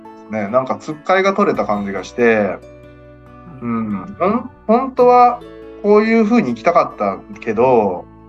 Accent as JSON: {"language": "Japanese", "region": "Okayama", "country": "Japan", "tie": "born or raised there", "said": "地元岡山"}